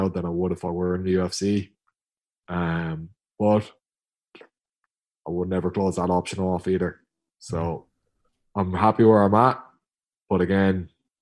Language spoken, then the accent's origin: English; Tipperary, Munster, Ireland; I'm from Tip